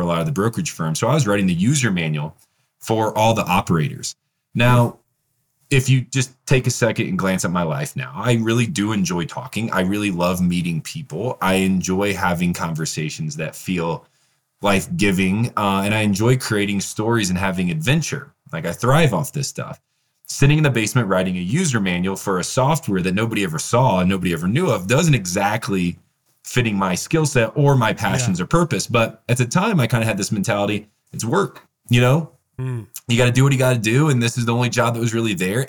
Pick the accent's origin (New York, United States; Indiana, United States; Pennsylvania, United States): Indiana, United States; Northern; also born or lived in Peru; I'm from the Midwest. I'm from Northern Indiana.